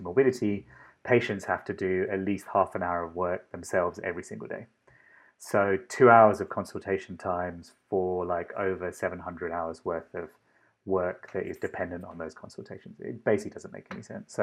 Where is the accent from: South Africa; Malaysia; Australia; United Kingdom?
United Kingdom; London; moved away as an adult; also born or lived in Sri Lanka; now in Boston, United States; the accent and a lot of my sensibilities, I suppose, come from London. Grew up in London